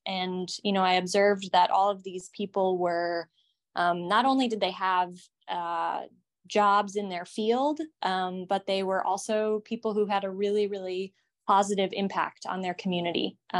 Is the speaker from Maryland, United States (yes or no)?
no; Geneva, Illinois, United States; moved away as an adult; now in Washington, D.C., United States; I grew up in Geneva, Illinois, which is a suburb in Chicago.